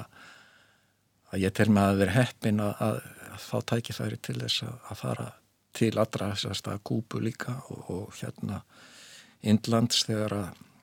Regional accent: Reykjavík, Capital Region, Iceland; Ég er fættur og uppalinn í Reykjavík

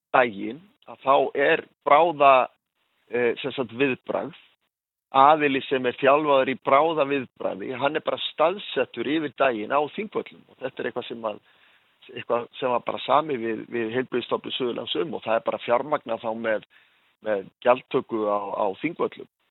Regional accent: Vestmannaeyjar, Southern Region, Iceland; also born or lived in Hornafjörður; now in Höfn, Iceland; Ég er frá Vestmanheim

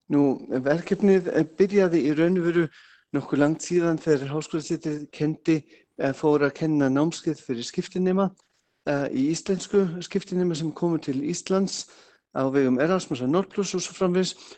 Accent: Bavaria, Germany; Icelandic is a second language; moved away as an adult; now in Iceland; Ég er frá Bæralandi, já. Kom fyrst 87

